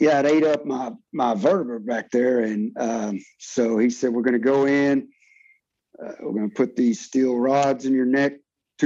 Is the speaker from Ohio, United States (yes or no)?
no; Fort Worth, Texas, United States; moved away; my hometown in Fort Worth, Texas